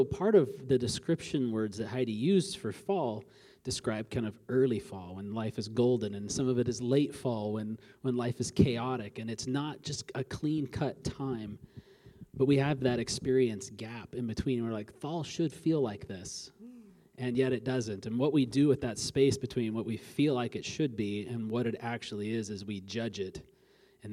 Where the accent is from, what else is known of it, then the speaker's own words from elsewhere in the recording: Alaska, United States; I grew up in Alaska